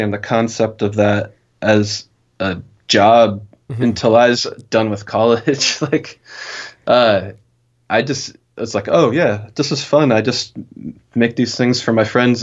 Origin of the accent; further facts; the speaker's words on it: Denver, Colorado, United States; also born or lived in Kansas; now in Portland, United States; I was born in Denver and then lived for a little bit in Kansas.